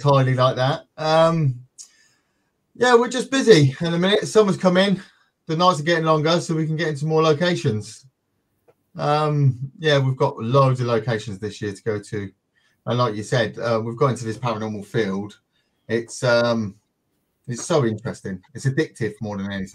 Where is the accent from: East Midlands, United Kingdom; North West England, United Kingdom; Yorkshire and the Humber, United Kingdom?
East Midlands, United Kingdom; Northampton; we're from the UK. I'm central in the UK, a place called Northampton.